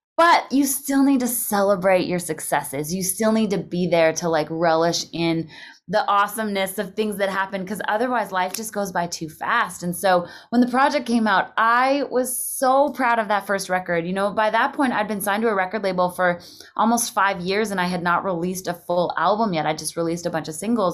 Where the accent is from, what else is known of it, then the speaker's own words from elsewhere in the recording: Canada; moved away as an adult; also born or lived in Calgary / Nashville; being a Canadian